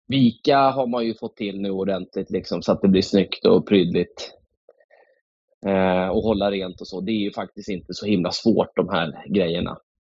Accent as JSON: {"language": "Swedish", "town": "Stockholm", "region": "Stockholm County", "country": "Sweden", "tie": "born or raised there", "moved": "as an adult", "lives_now": "Slöinge, Sweden", "said": "min eh. mamma bor i Nynäshamn, men jag växte upp i, i eh, Akalla, Kista och bodde där i 22 år"}